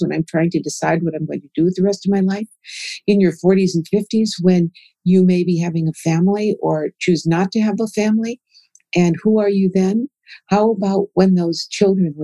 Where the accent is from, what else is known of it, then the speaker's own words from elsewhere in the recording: Minnesota, United States; now in Oklahoma, United States; I grew up in Minnesota in a Scandinavian and German culture where grandparents were formal.